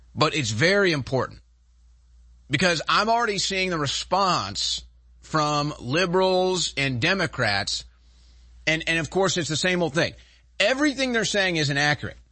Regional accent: Texas, United States; as a Texan

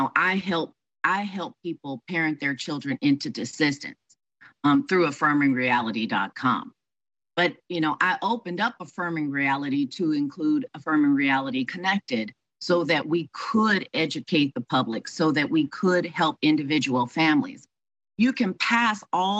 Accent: Houston, Texas, United States; moved away; my hometown of Houston, Texas, to be with my family

